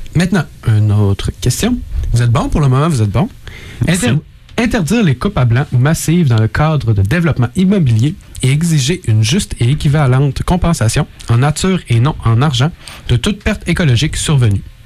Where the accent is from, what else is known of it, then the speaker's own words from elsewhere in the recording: Quebec City, Quebec, Canada; je viens de Québec